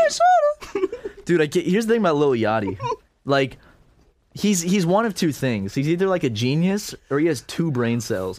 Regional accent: Charleston, United States; I grew up in Charleston

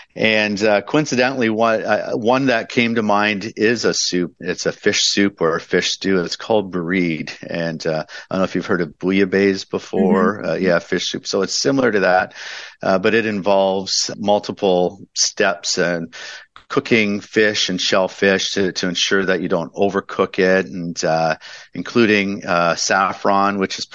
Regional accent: London, United Kingdom; I was raised in London and worked at a family style restaurant for a while.

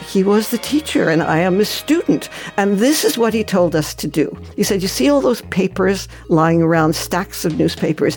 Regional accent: New York City, New York, United States; moved away as an adult; also born or lived in San Francisco; I grew up in New York City

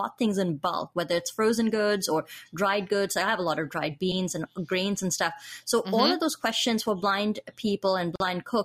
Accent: India; moved away; I grew up in India.

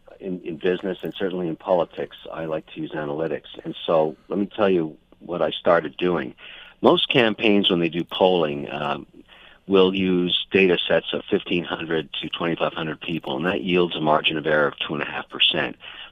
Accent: Montreal, Quebec, Canada; I was born in Montreal

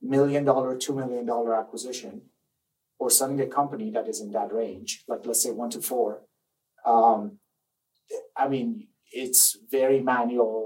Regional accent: Iran; English is a second language; moved away as an adult; also born or lived in Maryland, United States; now in United States; I grew up in Iran

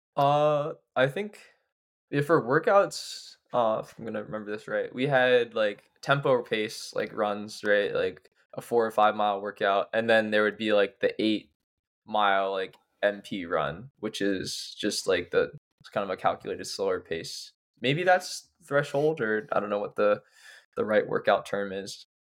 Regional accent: Pittsburgh, Pennsylvania, United States; now in Somerville, United States; I'm from Pittsburgh

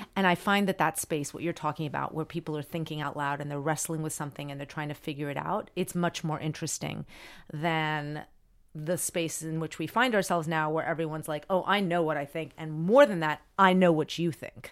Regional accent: Miami, Florida, United States; I grew up in Miami and everyone spoke Spanish

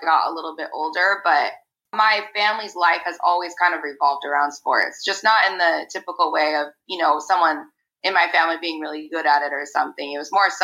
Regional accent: Arizona, United States; I grew up in Arizona

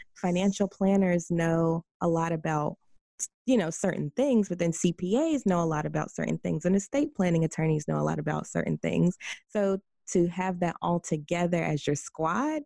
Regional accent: White Plains, New York, United States; I'm from White Plains

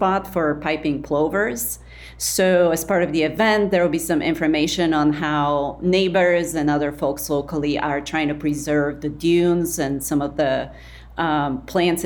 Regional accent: Sofia, Sofia City, Bulgaria; now in Chicago, United States; growing up in Sofia, Bulgaria, in one of those concrete Soviet era neighborhoods on the outskirts of the city

